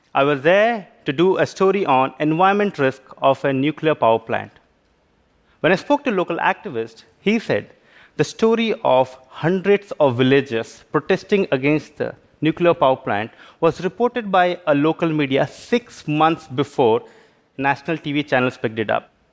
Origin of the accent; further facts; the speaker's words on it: Belgaum, Karnataka, India; I worked as a local reporter in my hometown Belgaum in India.